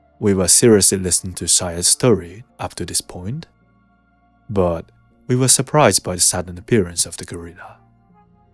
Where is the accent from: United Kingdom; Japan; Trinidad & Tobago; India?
Japan; Ibaraki; moved away as an adult; also born or lived in Kyoto; I was born in Ibaraki Prefecture, but I moved to Kyoto as I got into university there.